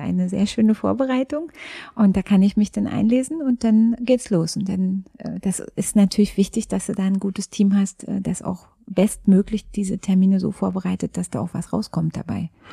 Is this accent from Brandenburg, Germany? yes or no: yes; Frankfurt, Brandenburg, Germany; born or raised there; now in Berlin, Germany